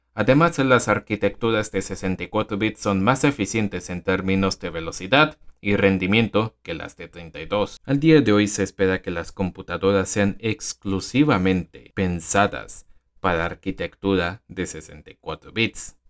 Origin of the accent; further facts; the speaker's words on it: Venezuela; en mi país, Venezuela